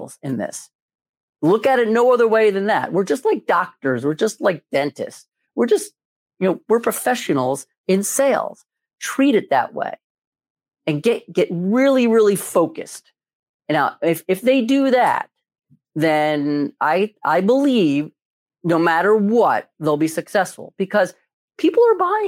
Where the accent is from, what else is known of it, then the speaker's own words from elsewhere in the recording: Philadelphia, Pennsylvania, United States; I'm from Philadelphia.